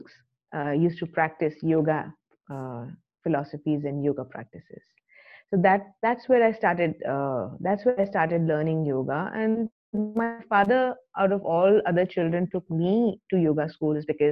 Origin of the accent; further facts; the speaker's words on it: Delhi, India; We are from Delhi